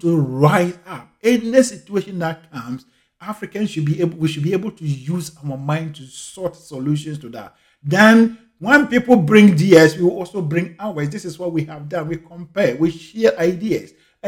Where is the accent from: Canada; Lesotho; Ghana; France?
Ghana; I grew up in Ghana in the 80s